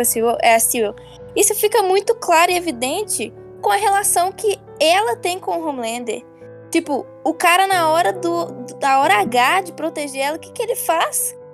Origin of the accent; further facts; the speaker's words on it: Brazil; also born or lived in United States / Bronx, New York; eu cresci aqui no Brasil escutando isso, com conflitando de como eu cresci nos Estados Unidos.